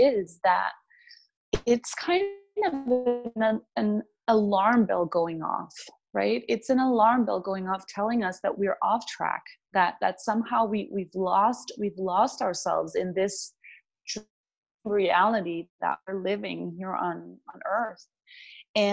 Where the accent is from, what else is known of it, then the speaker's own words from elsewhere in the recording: Denmark; moved away as an adult; I'm from Denmark.